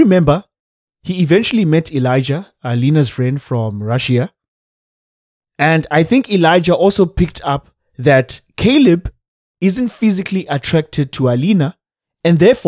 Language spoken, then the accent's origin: English; Cape Town, Western Cape, South Africa; I am from Gugule to Cape Town, South Africa.